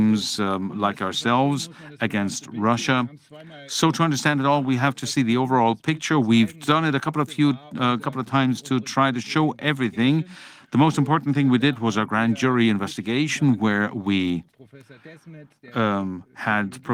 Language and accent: English; Bremen, Germany; I'm from Bremen